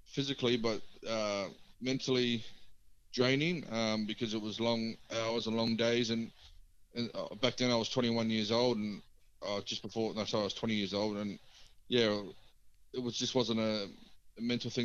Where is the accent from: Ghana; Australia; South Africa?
Australia; Marsden, Queensland; I grew up in Marsden